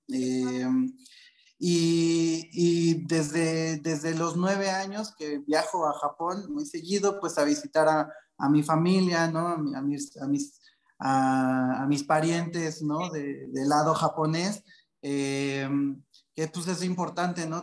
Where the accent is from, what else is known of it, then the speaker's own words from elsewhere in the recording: Mexico City, Mexico; yo soy nacido en la Ciudad de México, de, familia, de familia japonesa